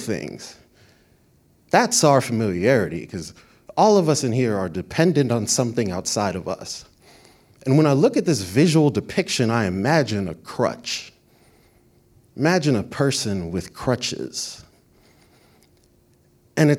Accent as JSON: {"language": "English", "region": "Florida", "country": "United States", "said": "I'm from Florida, but my family from Brooklyn"}